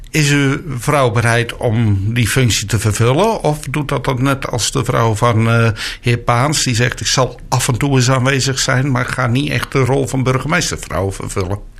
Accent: Mijdrecht, Utrecht, Netherlands; moved away as an adult; also born or lived in Leiden / Amsterdam; now in Dordrecht, Netherlands; ik ben in Meidrecht geboren. Dat is nu gemeente Rondevenen.

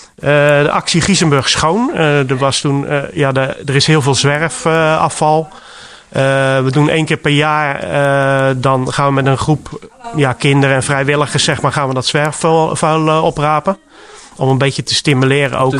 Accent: Rotterdam, South Holland, Netherlands; moved away as an adult; now in Giessenburg, Netherlands; Ik kom oorspronkelijk uit Rotterdam. En ik ben eh, op mijn achttiende jaar hier terechtgekomen.

